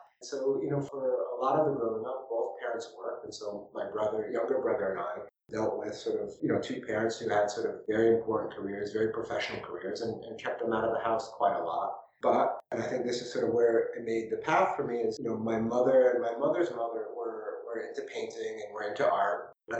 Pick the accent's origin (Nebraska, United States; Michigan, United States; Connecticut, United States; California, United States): Connecticut, United States; New Haven; also born or lived in New York; I was born in New Haven, in Connecticut. My father worked for Sears Roebuck, no longer Sears Roebuck, and he was a district manager, so we would move around every 2 or 3 years when we were little, mostly through Connecticut, but then a bit through New York.